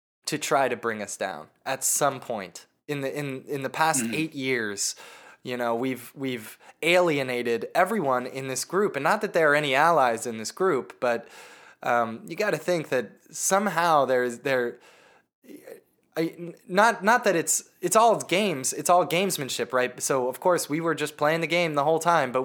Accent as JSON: {"language": "English", "country": "United States", "said": "being an American"}